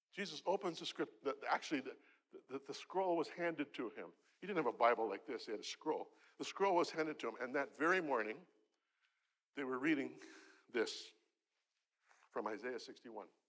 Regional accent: Canada; I'm from Canada.

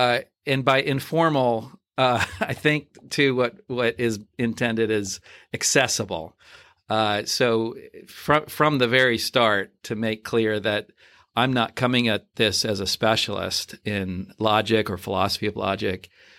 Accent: New Jersey, United States; So I'm originally from New Jersey. So I grew up in New Jersey.

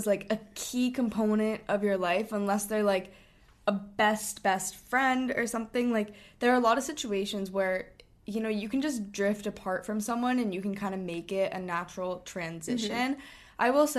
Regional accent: Hong Kong; we chose this separately, but basically we grew up in Hong Kong for our dad's job.

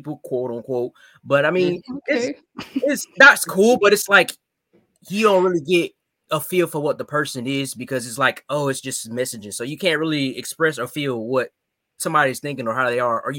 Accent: Columbus, South Carolina, United States; I'm from Columbus, South Carolina

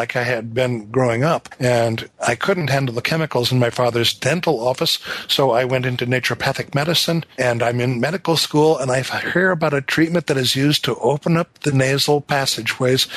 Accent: north of Seattle, Washington, United States; I was growing up north of Seattle where it rained a lot

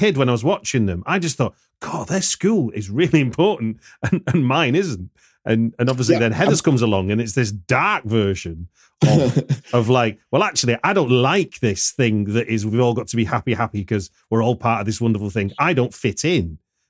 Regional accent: the north of England, United Kingdom; I grew up in a kind of post-industrial town in the north of England

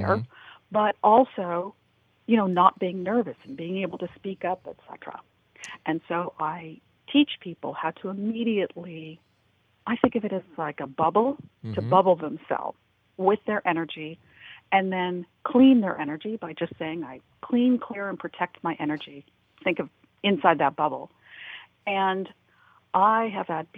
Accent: Los Angeles, California, United States; I grew up in the Hollywood, California area during the 60s and 70s

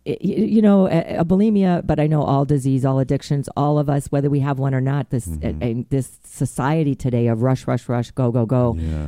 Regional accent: Chicago, Illinois, United States; In Chicago. The Chicago area. In the Chicago area, yes.

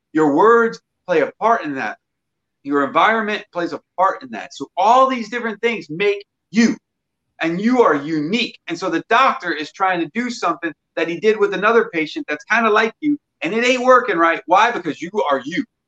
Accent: Mississippi, United States; I'm from Mississippi

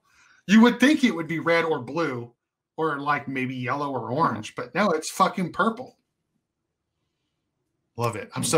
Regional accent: California, United States; also born or lived in New Mexico; I am from California

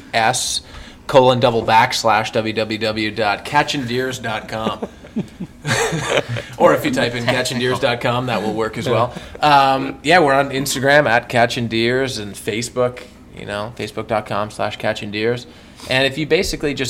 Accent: Canada; growing up in Canada.

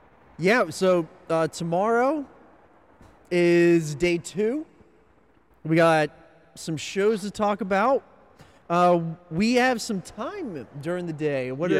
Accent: Northeast, United States; I'm from the Northeast and we don't have any of these

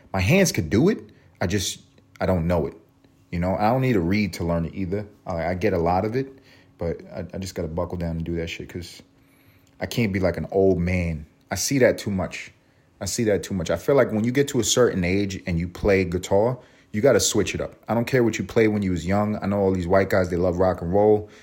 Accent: New York City, New York, United States; I grew up on Third Ave, walking uptown on Third Ave in East Harlem

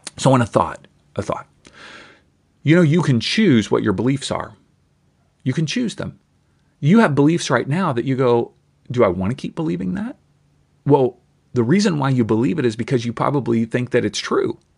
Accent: Kentucky, United States; moved away; I grew up in Kentucky

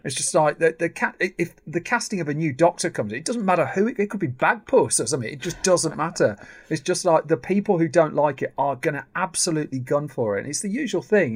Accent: Birmingham, West Midlands, United Kingdom; I'm from Birmingham.

